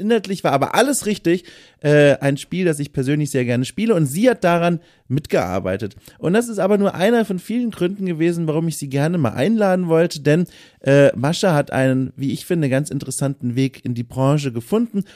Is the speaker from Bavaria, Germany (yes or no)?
yes; Franconia, Bavaria, Germany; ich komme ja auch aus Süddeutschland, äh, Franken